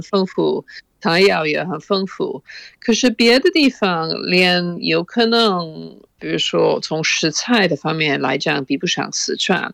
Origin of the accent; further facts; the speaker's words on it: Oxford, South East England, United Kingdom; Chinese is a second language; 我在牛津长大的时候，我父母嗯。非常开放。我哦。我母亲在牛津教外国留学生英语，所以嗯。我们经常有外国留学生住在我们家